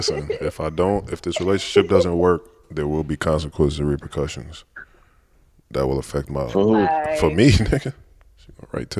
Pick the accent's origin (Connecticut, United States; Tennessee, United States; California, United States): California, United States; San Francisco; I'm from Hunters Point.